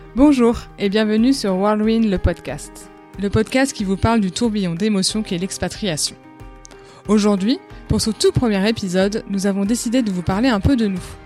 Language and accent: French; Paris, Île-de-France, France; moved away as an adult; now in Los Angeles, United States; J'étais d'origine de, Paris